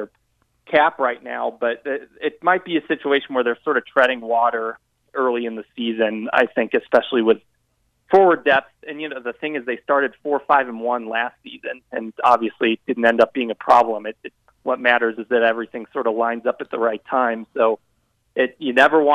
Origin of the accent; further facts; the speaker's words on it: St. Louis, Missouri, United States; also born or lived in the South; now in Denver, United States; I'm originally from St. Louis, grew up watching a lot of hockey